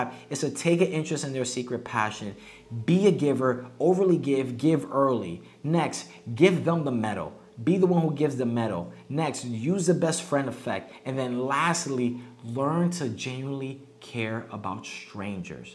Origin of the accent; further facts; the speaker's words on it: United States; moved away as an adult; now in Mexico; we're from the United States